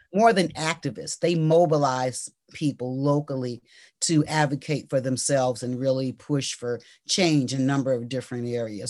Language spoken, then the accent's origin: English; Washington, District of Columbia, United States; I'm a native Washingtonian.